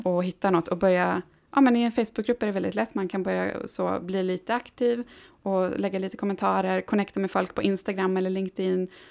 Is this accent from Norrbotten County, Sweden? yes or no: yes; Gällivare, Norrbotten County, Sweden; moved away; uppe i Gällivare som är min hemstad